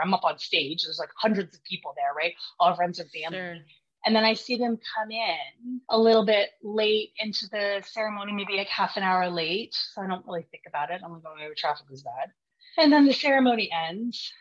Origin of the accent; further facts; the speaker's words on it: Vancouver, British Columbia, Canada; I'm from Vancouver, BC